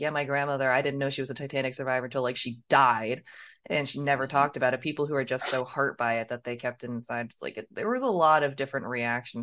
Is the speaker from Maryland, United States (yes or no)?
yes; Maryland, United States; now in Texas, United States; born and raised in Maryland